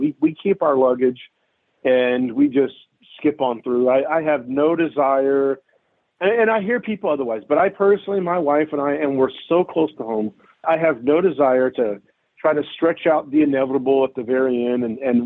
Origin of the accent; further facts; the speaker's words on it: United States; we, as American citizens